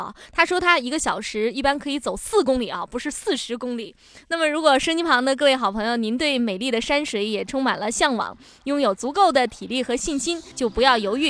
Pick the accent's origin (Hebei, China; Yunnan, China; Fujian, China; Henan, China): Fujian, China; ，你好。